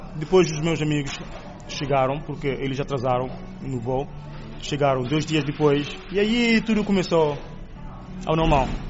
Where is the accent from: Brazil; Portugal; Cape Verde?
Cape Verde; now in Nanjing, China; sou de Cabo Verde